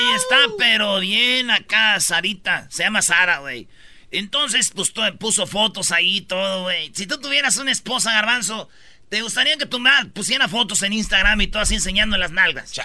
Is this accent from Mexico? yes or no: yes; Mexico; now in United States